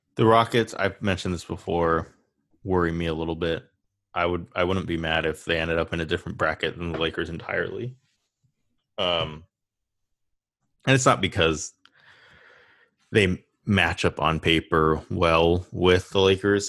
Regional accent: Chino Hills, California, United States; I want to be the most famous person from my hometown

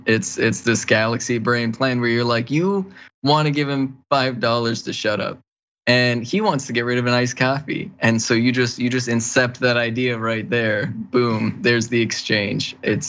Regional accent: Minnesota, United States; so I'm from Minnesota. We're a very particular sliver of the Midwest, known for at most being passive aggressive.

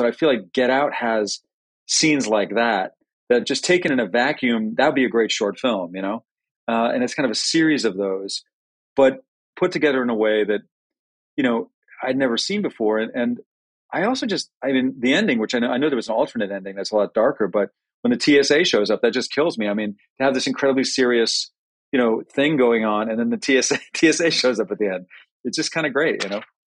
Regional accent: New Haven, Connecticut, United States; We were both both born at Yale New Haven Hospital. Both grew, both grew up in New Haven

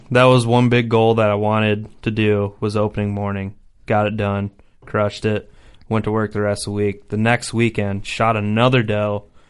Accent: Port Byron, Illinois, United States; also born or lived in Kewanee, Illinois; now in Geneseo, United States; grew up majority of my life in Port Byron, Cordova, Rapid City, all that area.

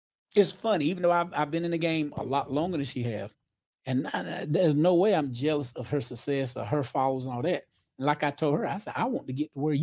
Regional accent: Clayton, United States; born or raised there

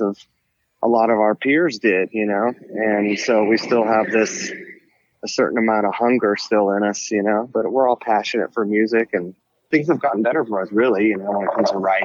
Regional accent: San Francisco, California, United States; I grew up in San Francisco

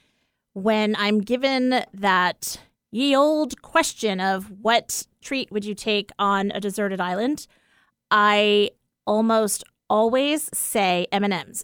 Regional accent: East Coast, United States; moved away; growing up on the East Coast

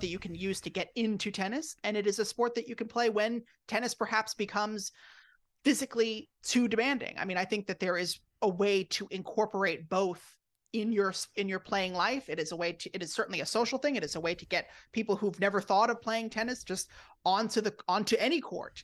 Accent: Rockville Centre, New York, United States; I grew up on Long Island in Rockville Center

